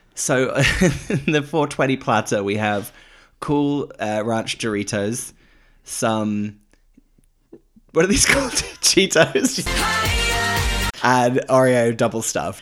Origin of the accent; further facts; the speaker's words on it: United Kingdom; now in United States; as British people